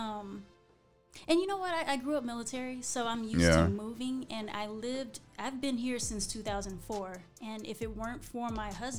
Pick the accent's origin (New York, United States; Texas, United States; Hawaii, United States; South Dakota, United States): Hawaii, United States; I grew up in Hawaii